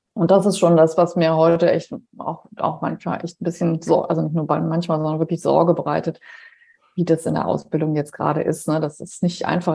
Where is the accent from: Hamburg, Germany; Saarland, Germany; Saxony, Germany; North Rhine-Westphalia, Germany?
North Rhine-Westphalia, Germany; Heinsberg district; moved away; Meine Eltern leben im Kreis Heinsberg